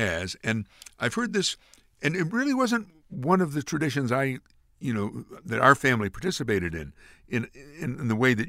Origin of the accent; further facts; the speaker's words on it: Amsterdam, New York, United States; I grew up pretty much in the Polish neighborhood at the time. And I lived on Pulaski Street.